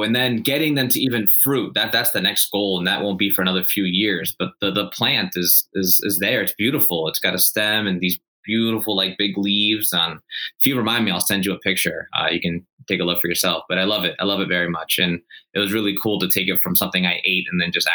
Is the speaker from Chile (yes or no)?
yes; Chile; moved away; I was born in Chile and I grew up eating avocados.